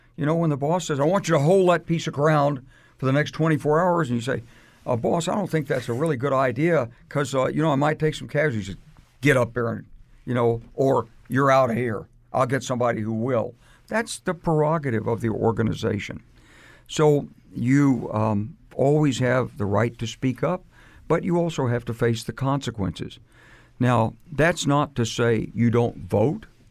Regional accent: United States; I say this as an American who served this country

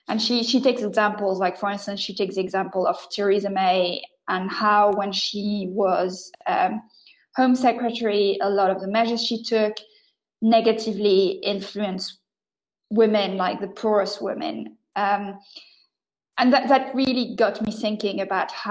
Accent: France; first language French; English is a second language

